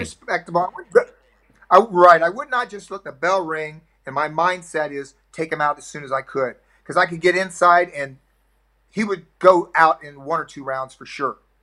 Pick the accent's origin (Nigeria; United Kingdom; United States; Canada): United States; Florida; I grew up in the South in in, in America. In the Florida is considered the South